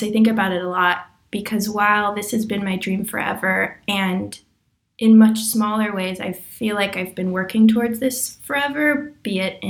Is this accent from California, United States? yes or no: yes; Los Angeles, California, United States; I'm from Los Angeles and I live here